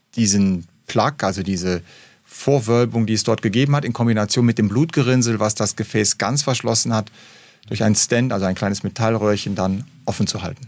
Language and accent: German; Rhineland, Germany; moved away; also born or lived in Hamburg; als Rheinländer